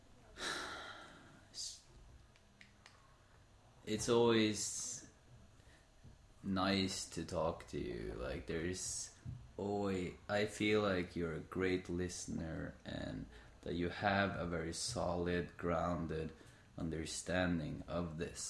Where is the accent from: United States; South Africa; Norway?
Norway; Sandefjord, Vestfold; we are in Sandefjord, my hometown